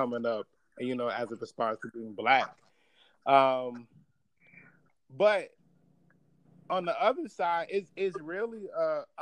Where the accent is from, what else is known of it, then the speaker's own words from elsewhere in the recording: Chicago, Illinois, United States; growing up in Chicago, and like being from West Town, like on the mm-hmm. near northwest side.